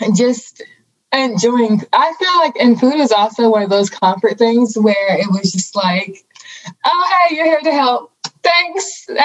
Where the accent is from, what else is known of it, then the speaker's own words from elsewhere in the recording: Riviera Beach, Florida, United States; moved away; So I'm born and raised in Riviera Beach, Florida. It's a small little area in Palm Beach.